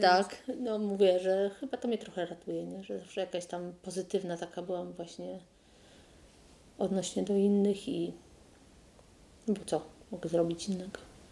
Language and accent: Polish; Zielona Góra, Lubusz Voivodeship, Poland; czy pani jest z Zielonej Góry? Ja mówię, że tak.